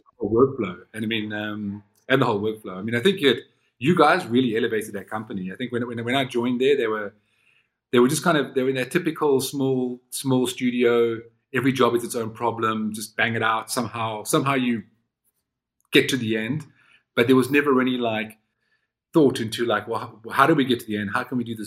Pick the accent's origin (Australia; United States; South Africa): South Africa; moved away as an adult; also born or lived in London; from South Africa, my wife and I decided to immigrate to London